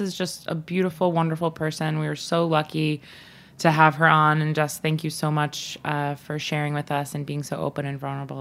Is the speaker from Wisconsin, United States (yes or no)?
no; Long Island, New York, United States; both Bobby and I grew up on Long Island